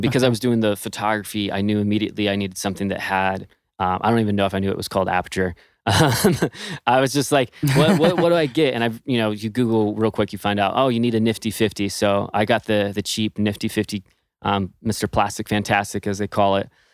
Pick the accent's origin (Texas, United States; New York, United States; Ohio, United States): Texas, United States; moved away as an adult; also born or lived in Los Angeles; I'm originally from Texas and went to L A to pursue dance professionally